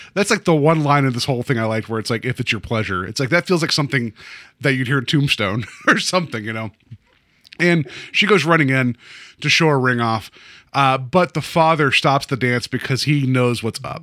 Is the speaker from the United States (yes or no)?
yes; West Virginia, United States; I grew up in West Virginia, so, like, I grew up, like, twenty minutes south of the Mason Dixon